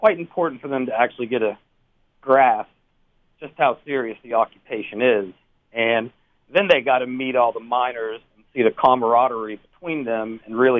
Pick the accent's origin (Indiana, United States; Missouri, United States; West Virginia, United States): West Virginia, United States; I'm originally from West Virginia, right in the heart of Appalachia and coal mine country. And, you know, just growing up in West Virginia